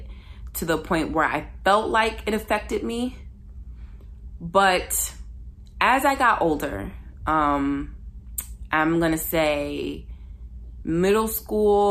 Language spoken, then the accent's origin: English; Ypsilanti, Michigan, United States; I grew up in Ypsilanti, Michigan